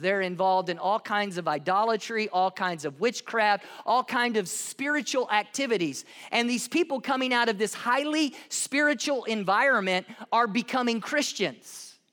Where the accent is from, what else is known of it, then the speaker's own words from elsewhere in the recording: the South, United States; I'm from the South in the U S